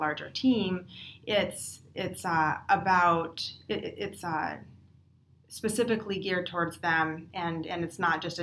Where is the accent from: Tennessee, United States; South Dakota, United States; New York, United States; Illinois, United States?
South Dakota, United States; now in Bay Area, United States; I grew up in South Dakota, and I grew up on a ranch, and I was Miss Rodeo South Dakota